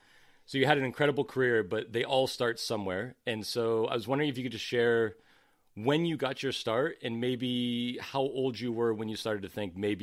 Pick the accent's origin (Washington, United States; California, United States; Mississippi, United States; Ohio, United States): California, United States; born there; also born or lived in East Coast, United States; I was born in California, but I didn't start playing tennis till I moved to the East Coast.